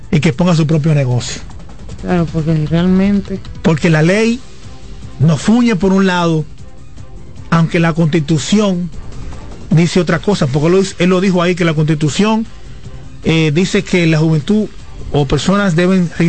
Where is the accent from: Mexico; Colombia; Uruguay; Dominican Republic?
Dominican Republic; ya yo estoy en la frontera de la juventud de la República Dominicana, que son 35 años.